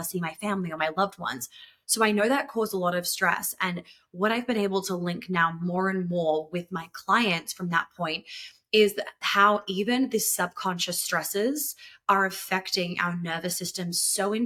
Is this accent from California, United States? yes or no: no; New York, United States; moved away; I grew up in New York